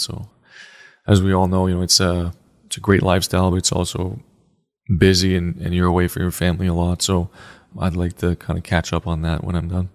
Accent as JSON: {"language": "English", "country": "Canada", "tie": "born or raised there", "moved": "yes", "said": "I grew up, obviously, as a Canadian boy."}